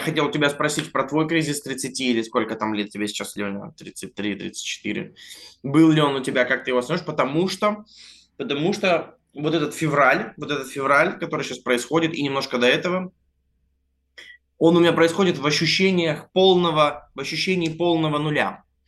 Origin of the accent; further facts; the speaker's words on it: Vladivostok, Primorsky Krai, Russia; moved away as an adult; also born or lived in Altai; now in Moscow, Russia; так-то я живу в Москве, но большую жизнь я прожил в Владивостоке